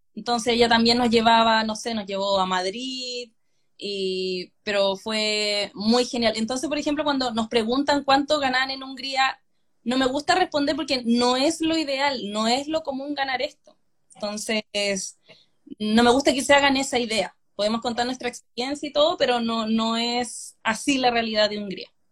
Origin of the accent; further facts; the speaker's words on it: La Ligua, Valparaíso, Chile; moved away as an adult; also born or lived in Hungary; now in Sydney, Australia; Yo soy de La Ligua